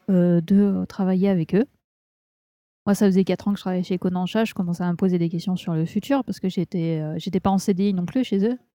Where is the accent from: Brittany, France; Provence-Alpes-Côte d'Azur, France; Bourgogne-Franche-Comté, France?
Bourgogne-Franche-Comté, France; Burgundy; moved away; je viens de Bourgogne.